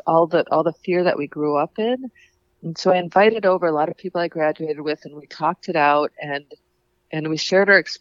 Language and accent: English; Paynesville, Minnesota, United States; Painesville, which was my hometown